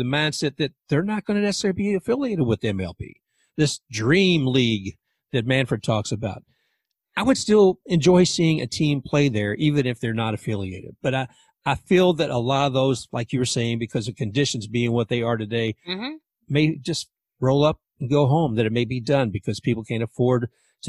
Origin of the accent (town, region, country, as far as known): Louisville, Kentucky, United States; now in Tampa, United States